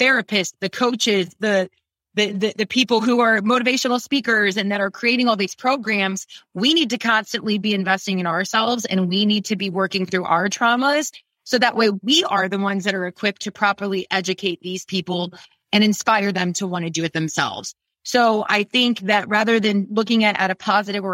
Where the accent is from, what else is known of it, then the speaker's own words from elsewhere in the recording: Ohio, United States; also born or lived in New York; now in Austin, United States; born and raised in Ohio